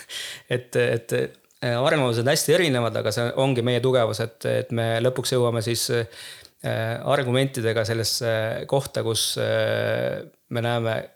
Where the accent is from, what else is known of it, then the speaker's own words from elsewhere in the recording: Tallinn, Harju County, Estonia; moved away as an adult; now in Pärnu, Estonia; ma olen küll Tallinnast pärit, aga ma tunnen ka, et ma olen nagu pool pärnakas